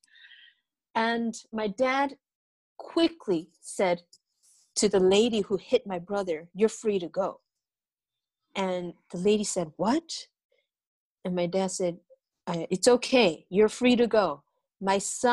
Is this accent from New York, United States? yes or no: no; Chicago, Illinois, United States; also born or lived in Brazil; it was very tough growing up in America, in Chicago, being undocumented